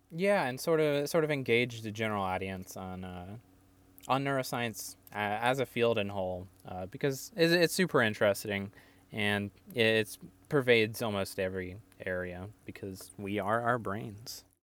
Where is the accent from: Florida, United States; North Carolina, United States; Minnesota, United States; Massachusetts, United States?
North Carolina, United States; moved away; also born or lived in Maryland; from North Carolina, was born in South Carolina, but raised in North Carolina most of my life